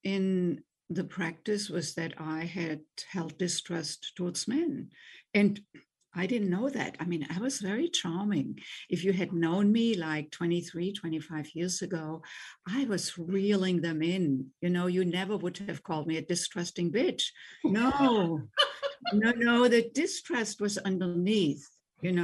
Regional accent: Germany; English is a second language; moved away as an adult; also born or lived in Boston, United States; now in United States; I grew up in Germany, as you already mentioned, as you probably can tell from my accent, and came to the United States in my late 20s

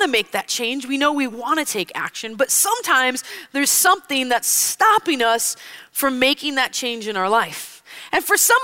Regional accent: Wisconsin, United States; I grew up in Wisconsin, and growing up in Wisconsin, we spent most weekends in the summer at our cabin

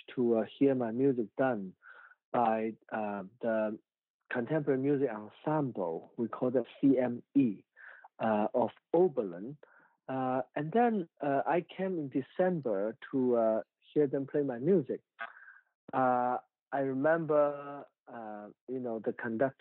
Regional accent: China; now in United States; I was born in the year of 1976, and I remember growing up in China in the 80s

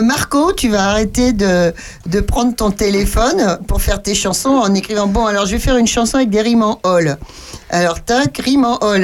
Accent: Châteaurenard, Centre-Val de Loire, France; je suis de Château-Renard

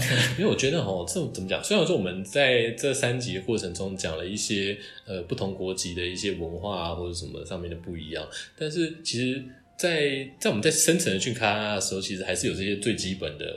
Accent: Taiwan; now in Japan; 我就是台湾人

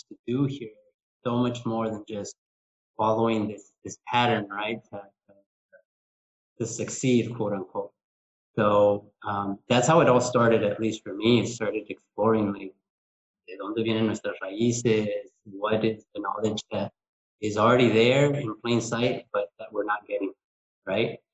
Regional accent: Southern California, United States; moved away as an adult; also born or lived in Mexicali, Mexico / Imperial Valley, California / Riverside County, California; now in Cancun, Mexico; I was born in Mexicali, but I grew up in Southern California, in the Imperial Valley and then in Riverside County

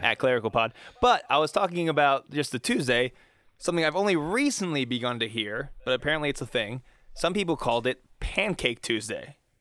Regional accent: Pittsburgh, Pennsylvania, United States; growing up in Pittsburgh, it's still culturally very Catholic

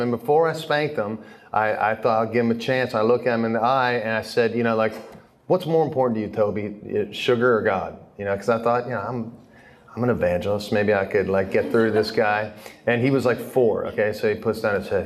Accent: Philadelphia, Pennsylvania, United States; now in Steubenville, United States; I grew up in Philly

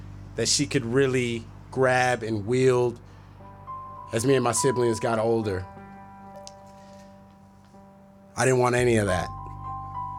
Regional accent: Minneapolis, Minnesota, United States; moved away; a young black boy growing up in Minneapolis

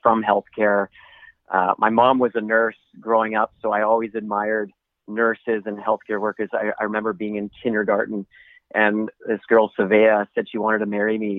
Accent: Vancouver, British Columbia, Canada; I'm from Vancouver

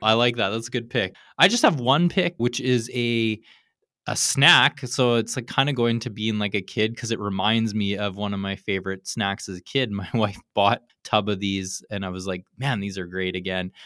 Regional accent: Canada; now in California, United States; I grew up in Canada

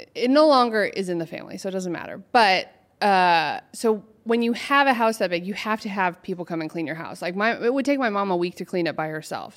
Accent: Portland, Oregon, United States; moved away as an adult; now in Los Angeles, United States; I'm from Oregon originally

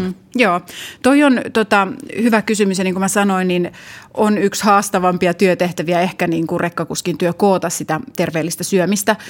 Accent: Jyväskylä, Central Finland, Finland; Mä oon Jyväskylästä kotosi

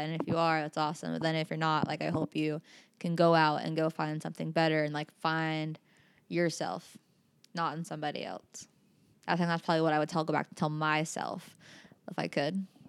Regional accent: South Carolina, United States; also born or lived in Utah / Maui / St. Thomas; now in Ketchikan, United States; I'm actually originally from South Carolina

